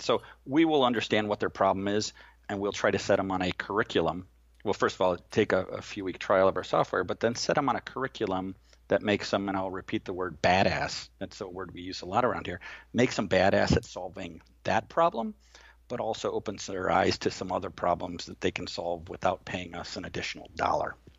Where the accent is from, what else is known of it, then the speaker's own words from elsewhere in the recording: Manhattan Beach, California, United States; moved away; I grew up in Manhattan Beach